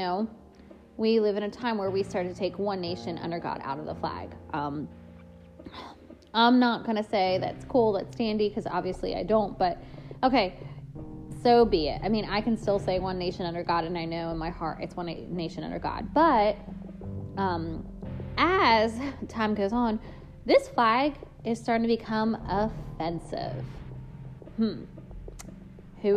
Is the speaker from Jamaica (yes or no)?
no; United States; I'm an American. I'm proud of my country.